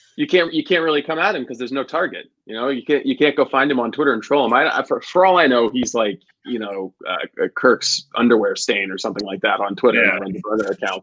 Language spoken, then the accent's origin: English; Dexter, United States; growing up in Dexter